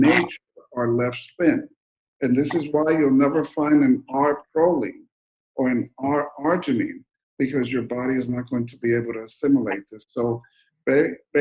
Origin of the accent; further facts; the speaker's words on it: New Jersey, United States; moved away; also born or lived in Colombia / Mexico; I was born in Colombia, grew up in New Jersey, and work in Mexico and everywhere now